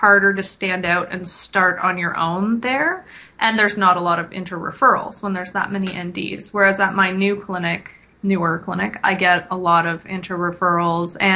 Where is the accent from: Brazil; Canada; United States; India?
Canada; Kingston, Ontario; now in Ottawa, Canada; I'm from Kingston